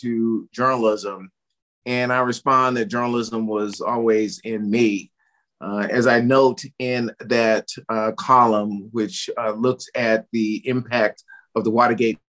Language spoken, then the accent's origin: English; Tulsa, Oklahoma, United States; growing up in Tulsa, Oklahoma, in the heart of Black Wall Street